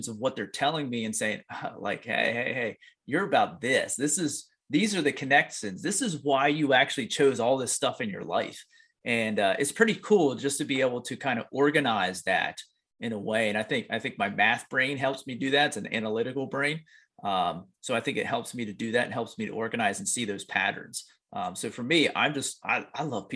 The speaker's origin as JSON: {"language": "English", "region": "Pennsylvania", "country": "United States", "tie": "born or raised there", "said": "I grew up in Pennsylvania in the middle of the woods"}